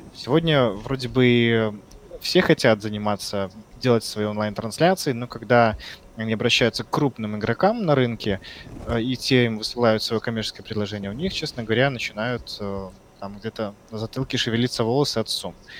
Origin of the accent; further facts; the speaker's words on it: Belarus; moved away as an adult; now in Yekaterinburg, Russia; Я вообще сам из Беларуси. И в июне 2017 э, года я приехал в Екатеринбург